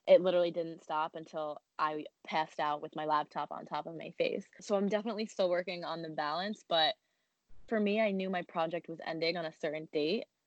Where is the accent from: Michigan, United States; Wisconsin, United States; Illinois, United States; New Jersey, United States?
New Jersey, United States; moved away as an adult; now in New York City, United States; we grew up in Jersey